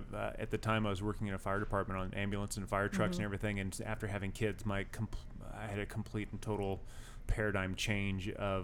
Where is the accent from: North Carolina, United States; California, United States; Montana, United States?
California, United States; San Diego; moved away; also born or lived in Orange County, California; I grew up in San Diego and lived in Orange County for a long time.